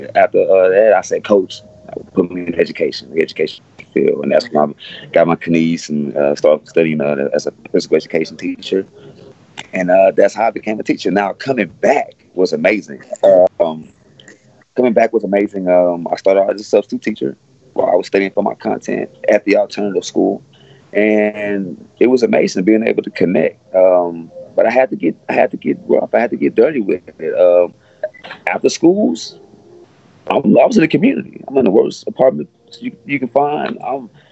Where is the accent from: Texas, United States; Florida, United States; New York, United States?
Texas, United States; Houston; I'm from Alief. I'm an Alief baby. I'm an Alief kid, man. I grew up in Alief, and this is where I was raised at.